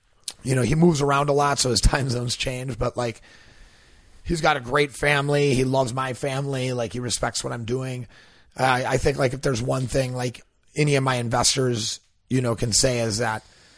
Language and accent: English; Milwaukee, Wisconsin, United States; moved away as an adult; also born or lived in Los Angeles / Austin; I grew up in Milwaukee, Wisconsin